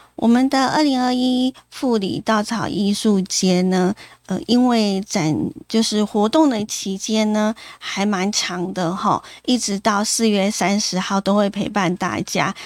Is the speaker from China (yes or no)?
no; Yilan County, Taiwan; 我们宜兰的故乡